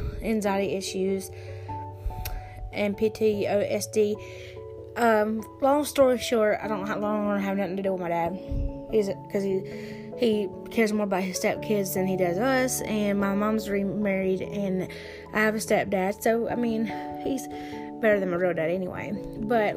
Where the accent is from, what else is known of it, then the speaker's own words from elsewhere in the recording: South Carolina, United States; I grew up, I can't really say like where, but I grew up in South Carolina